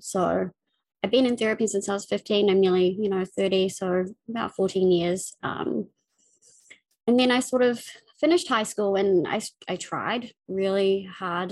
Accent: Auckland, New Zealand; I'm from New Zealand. Um, I was born in Auckland, uh, the biggest city. Um, I grew up in West Auckland

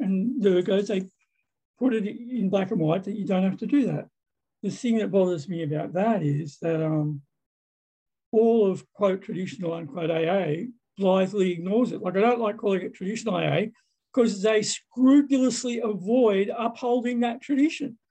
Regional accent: Sydney, New South Wales, Australia; I'm an alcoholic from Sydney, Australia

